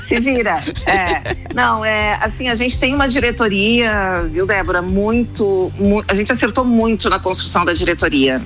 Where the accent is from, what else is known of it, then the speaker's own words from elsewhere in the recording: Porto Alegre, Rio Grande do Sul, Brazil; moved away as an adult; now in Florianópolis, Brazil; eu nasci em Porto Alegre, e eu, mas eu moro há muitos anos já 35 anos eu moro em Florianópolis